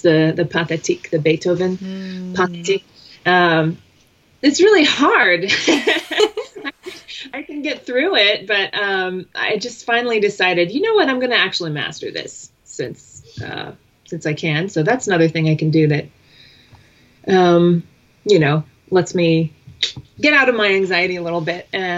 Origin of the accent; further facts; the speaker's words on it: California, United States; now in Colorado, United States; I grew up in California. We moved around.